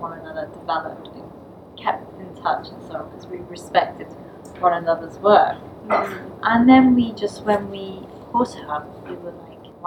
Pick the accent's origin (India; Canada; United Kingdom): United Kingdom; London; I'm from Bethnal Green